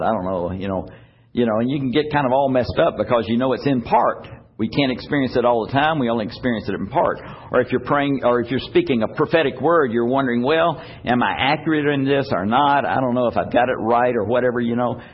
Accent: United States; we, as American believers

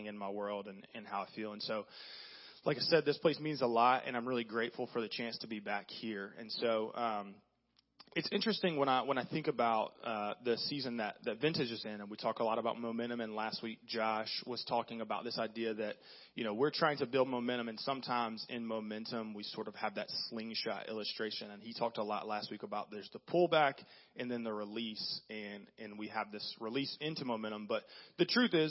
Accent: the South, United States; born or raised there

